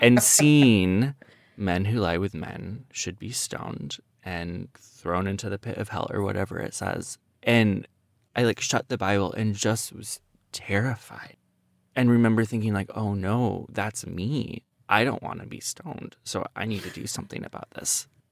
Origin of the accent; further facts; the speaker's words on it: Iowa, United States; I grew up in Iowa